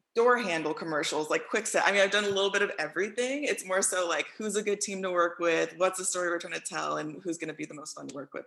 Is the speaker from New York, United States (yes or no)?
no; Houston, Texas, United States; moved away; I'm from Houston though, so that's what I still claim uh, through and through.